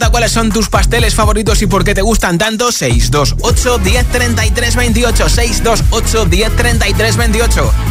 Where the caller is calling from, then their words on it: Toledo, Castilla-La Mancha, Spain; de Toledo y la tarta preferida mía es una tarta de queso.